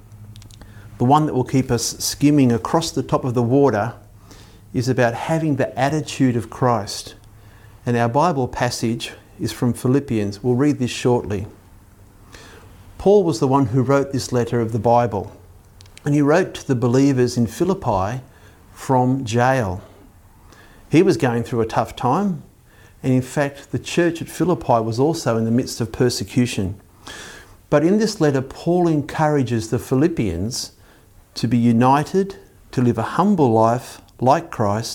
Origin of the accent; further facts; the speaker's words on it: Belmont, New South Wales, Australia; I grew up in Belmont near Lake Macquarie